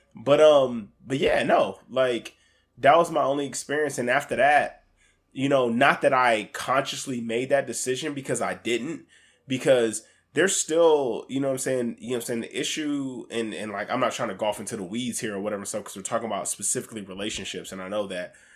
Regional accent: Alaska, United States; I grew up in Alaska.

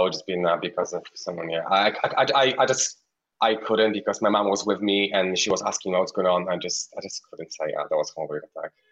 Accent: Poland; moved away; I'm Polish. I'm from Poland. I live around six hours from city uh, from the capital, which is far away, near Ukraine.

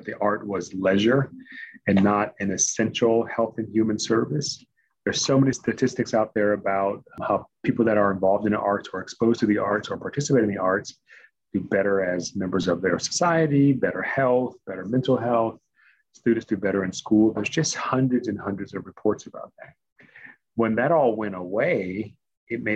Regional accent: Washington, District of Columbia, United States; moved away as an adult; also born or lived in Maryland / Massachusetts; Born and raised in Lower Northwest, D.C., product of D.C. public schools

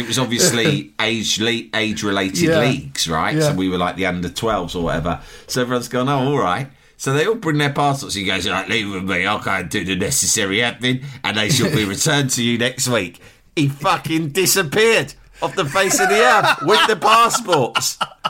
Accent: England, United Kingdom; I'm fucking English.

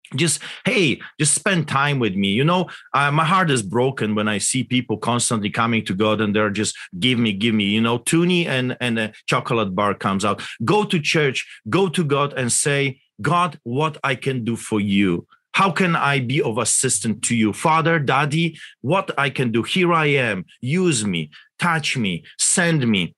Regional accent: Poland; English is a second language; now in Canada; I grew up in Poland, as you can tell by my accent, behind the Iron Curtain

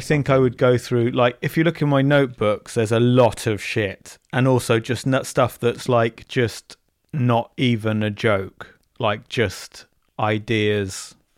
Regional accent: Bournemouth, South West England, United Kingdom; I'm from Bournemouth.

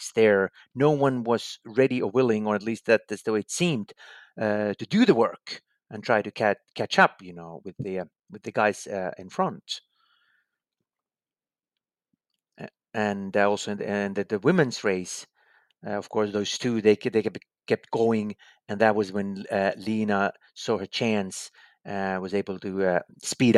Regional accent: Finland; my home country, Finland

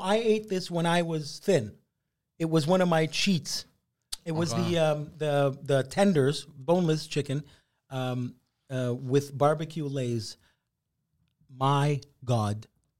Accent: Canada; one of the greatest things I ever tasted being a Canadian...

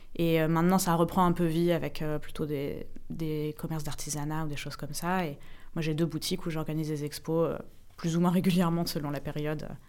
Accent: Paris, Île-de-France, France; moved away as an adult; quand j'arrive à Paris et que je vois les immeubles, c'est aussi moi j'ai grandi là-dedans

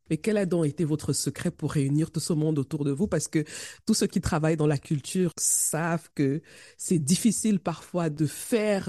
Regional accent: Cameroon; chez nous au Cameroun

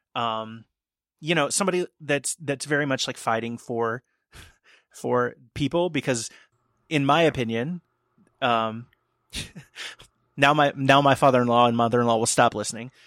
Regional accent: outside of Cincinnati, Ohio, United States; I had a show that I produced in my hometown outside of Cincinnati

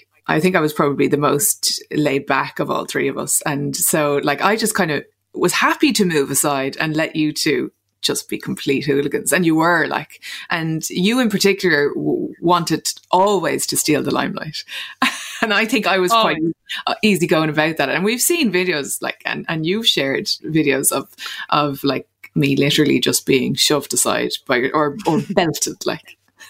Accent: Munster, Ireland; accent: Clare; It was in my best Clare accent because I hadn't gone to school at that point. So Mom and Dad, obviously they were both from Clare. They had a Clare accent. So I had a Clare accent until probably 4 or 5, until I went to school.

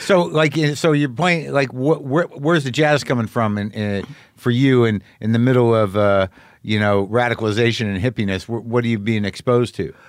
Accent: New Mexico, United States; I grew up in New Mexico

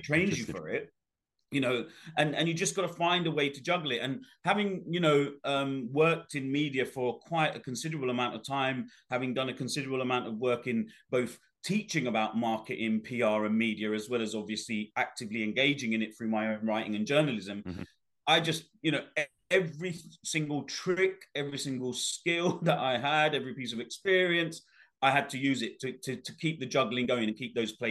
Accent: London, United Kingdom; also born or lived in Bangladesh; my upbringing, as you know from the book, was a tough one growing up in the East End of London

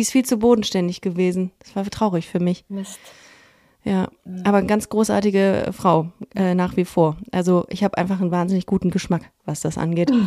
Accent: Düsseldorf, North Rhine-Westphalia, Germany; ich bin im Kaiserswerther Krankenhaus ah, geboren

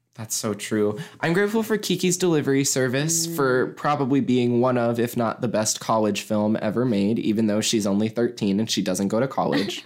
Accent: Mason, United States; I'm grateful for lots of things in my hometown

